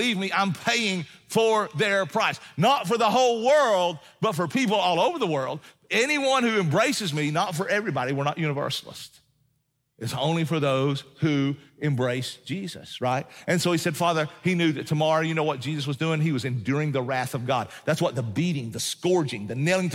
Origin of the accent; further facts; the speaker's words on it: Appalachian Mountains, United States; I'm a mountain man, and so I know this. I hail from the Appalachian Mountains